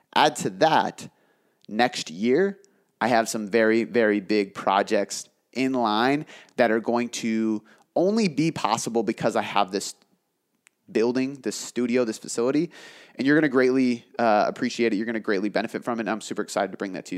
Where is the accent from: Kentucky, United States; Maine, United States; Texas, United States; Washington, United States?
Washington, United States; south of Seattle; here. in my hometown, south of Seattle.